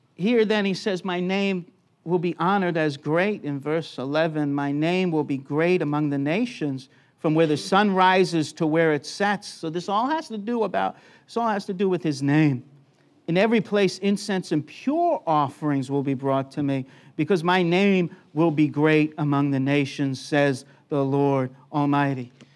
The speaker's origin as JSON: {"language": "English", "country": "United States", "tie": "born or raised there", "moved": "yes", "lives_now": "Brisbane, Australia", "said": "born in America"}